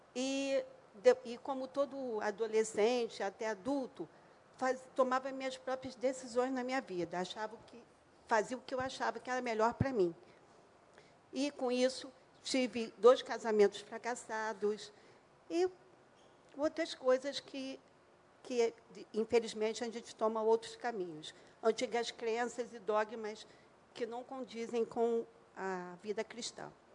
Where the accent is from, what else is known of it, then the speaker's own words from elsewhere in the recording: Niterói, Rio de Janeiro, Brazil; Eu sou de Niterói